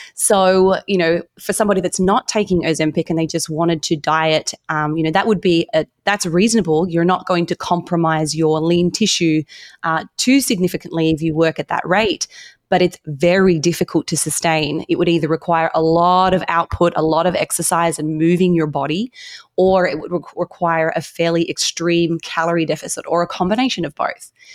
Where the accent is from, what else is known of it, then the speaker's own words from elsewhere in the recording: Australia; moved away as an adult; now in United States; I grew up in Australia